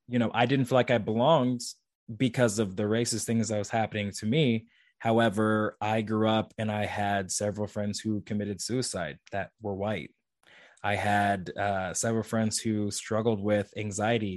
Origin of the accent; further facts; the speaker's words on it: St. Joseph, Missouri, United States; also born or lived in Kansas City, Missouri; It was my hometown university